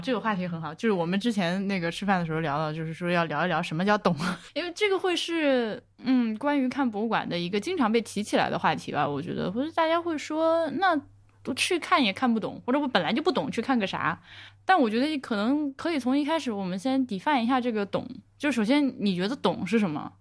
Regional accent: China; 作为一个内地人

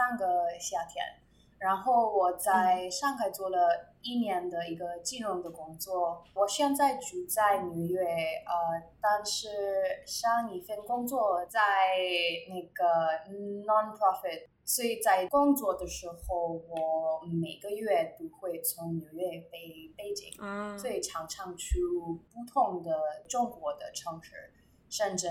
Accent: India; Chinese is a second language; moved away as an adult; also born or lived in Shanghai, China; now in New York, United States; 我在印度长大了，和呃主持人一样，我十八岁以后呃在祖国来美国的呃读本科，

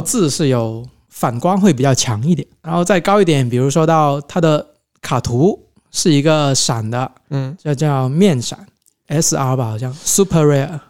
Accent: Pearl River Delta, Guangdong, China; 我们是珠三角地区

